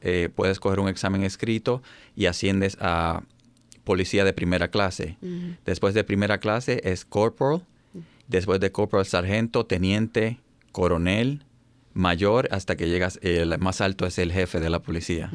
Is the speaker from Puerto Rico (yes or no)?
yes; Puerto Rico; moved away as an adult; also born or lived in Baltimore, Maryland; now in United States; soy puertorriqueño